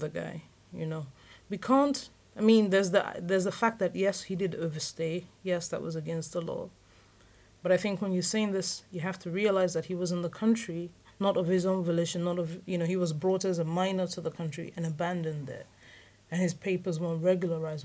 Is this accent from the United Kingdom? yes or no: yes; London, United Kingdom; also born or lived in Lagos Island, Nigeria; I certainly have definite memories of another place where I was raised on Lagos Island. But I feel like as an adult, I'm a Londoner